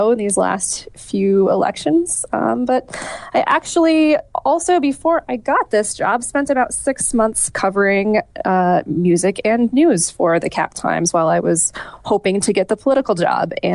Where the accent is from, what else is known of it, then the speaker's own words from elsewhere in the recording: northeastern Wisconsin, United States; also born or lived in Iowa; I was born in Iowa, but I grew up in a tiny town in northeastern Wisconsin, right on the border of Wisconsin and Upper Michigan